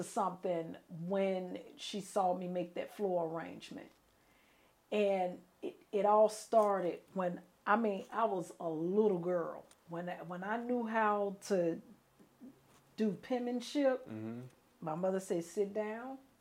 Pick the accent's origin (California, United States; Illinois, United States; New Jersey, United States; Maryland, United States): Illinois, United States; Chicago; moved away as an adult; also born or lived in New Orleans, Louisiana; I am originally from Chicago, Illinois. Born and raised in Chicago